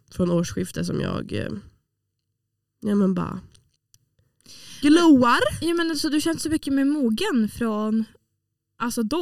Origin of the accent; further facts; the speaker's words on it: Åland, Finland; jag eh, har i alla fall förändrats till det bättre sedan jag flyttade från Åland. Vilket jag vet att det, den effekten har den på alla som flyttar från Åland.